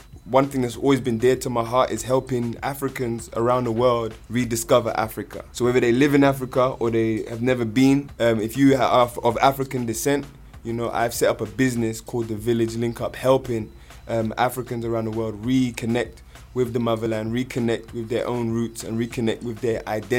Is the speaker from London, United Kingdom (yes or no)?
yes; London, United Kingdom; I'm here, I'm from London, I'm here in Kenya